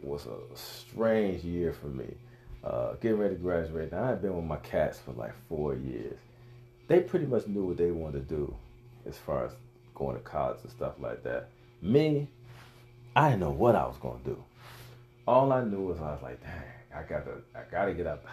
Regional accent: Cleveland, Ohio, United States; I was born and raised in Cleveland, Ohio

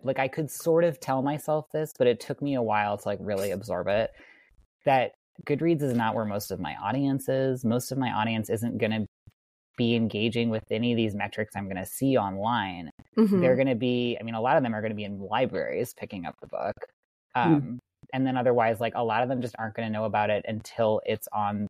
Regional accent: Wisconsin, United States; where I grew up in Wisconsin

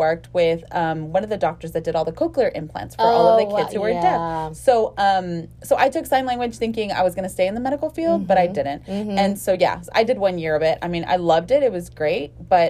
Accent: the Rio Grande Valley, Texas, United States; moved away as an adult; now in Houston, United States; I lived here in Houston already, and growing up in the Valley, we had a seamstress.

